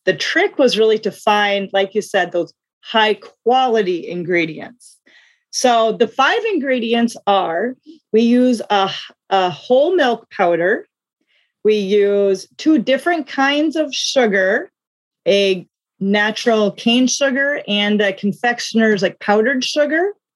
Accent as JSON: {"language": "English", "region": "South Dakota", "country": "United States", "tie": "born or raised there", "moved": "yes", "lives_now": "Duluth, United States", "said": "I actually grew up in South Dakota, but right now I live in Duluth, Minnesota"}